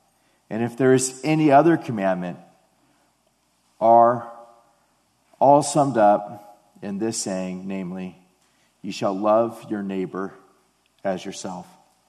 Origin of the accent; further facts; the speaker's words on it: Detroit, Michigan, United States; And it's just like, I grew up in Detroit. Like, what are you talking about? I've never been to Japan, you know?